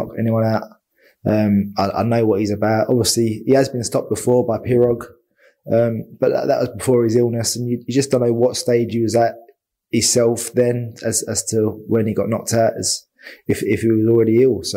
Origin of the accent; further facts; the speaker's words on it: London, United Kingdom; I'm from Islington, obviously, heart of North London